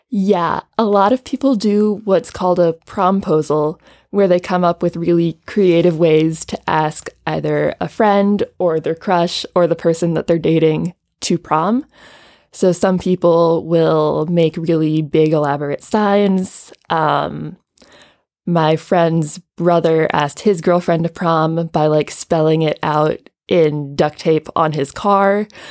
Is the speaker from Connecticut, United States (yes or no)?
no; Champaign, Illinois, United States; moved away as an adult; also born or lived in Chicago, Illinois; now in Graz, Austria; where I grew up is Champaign Urbana, Illinois